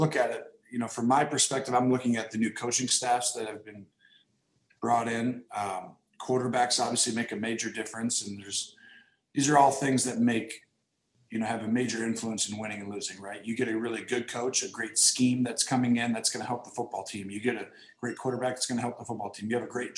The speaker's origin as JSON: {"language": "English", "region": "Wisconsin", "country": "United States", "said": "I'm from Wisconsin, so I'm talking my language now"}